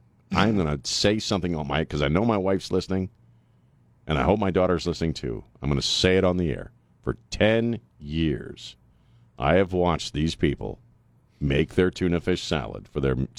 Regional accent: Chesapeake Bay, United States; Yeah, I grew up on Chesapeake Bay. I mean, we moved around a lot, but I grew up basically on Chesapeake Bay.

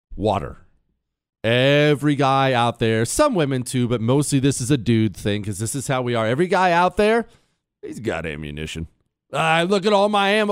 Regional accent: Montana, United States; I grew up in Montana

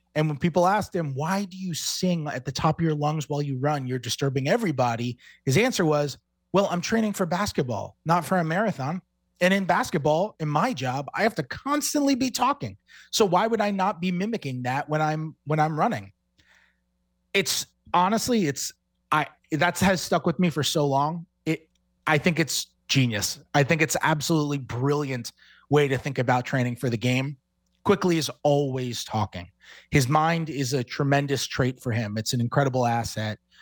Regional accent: New York, United States; I'm from New York. It's just what I am

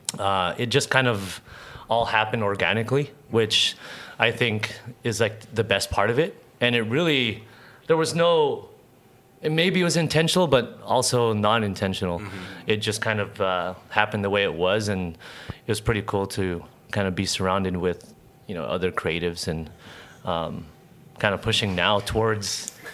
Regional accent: San Diego, California, United States; I was born and raised here in San Diego

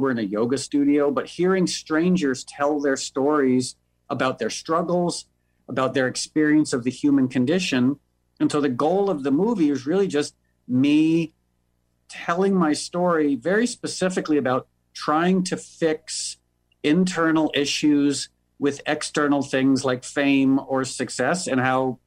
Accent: New York, United States; moved away as an adult; now in Los Angeles, United States; I was born and raised in New York, but I moved to L.A. about 12 years ago

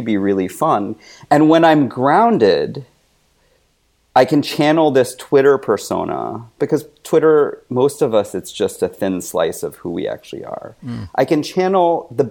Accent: United States; I'm Chinese American.

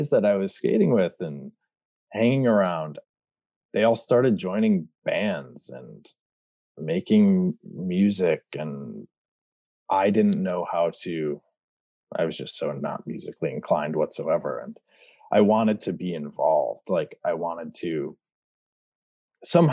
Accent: Brighton, Michigan, United States; I grew up in Michigan, about 30 minutes outside of Detroit, a little town called Brighton.

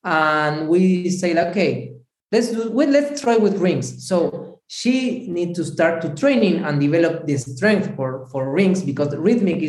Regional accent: Buenos Aires, Argentina; English is a second language; moved away as an adult; now in Italy; I'm also from Buenos Aires, Argentina. I born there in Buenos Aires.

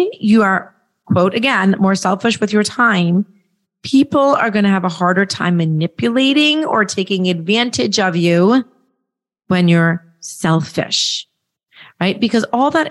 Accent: Nashville, Tennessee, United States; right in my hometown, right in Nashville, right down the street

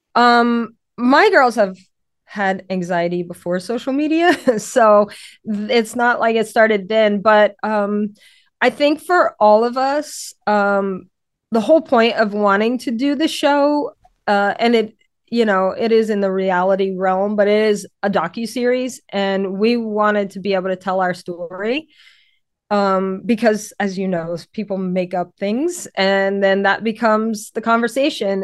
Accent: Louisiana, United States; now in Connecticut, United States; I'm from Louisiana

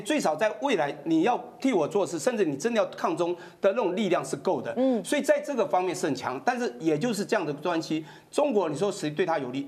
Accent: Taiwan; 我们台湾人

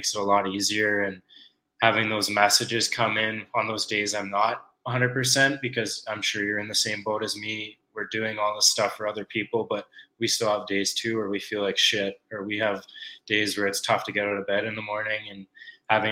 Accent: Calgary, Alberta, Canada; I was born and raised in Calgary

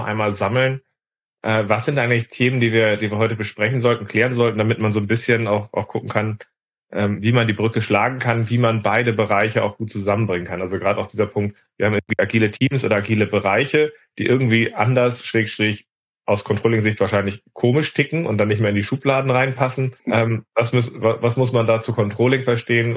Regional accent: Hamburg, Germany; als Hamburger

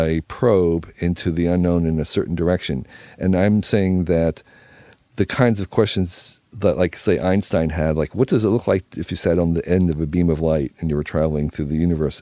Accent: United States

